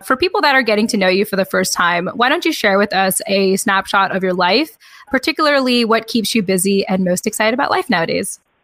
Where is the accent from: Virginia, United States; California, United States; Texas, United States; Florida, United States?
California, United States; Southern; When I was living in, or when I was raised in SoCal, Southern California